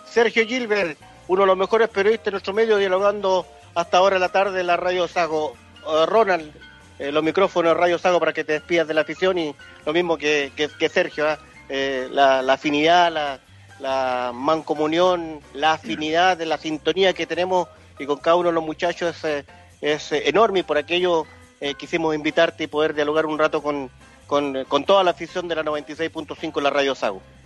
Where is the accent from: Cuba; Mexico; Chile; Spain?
Chile; yo soy chileno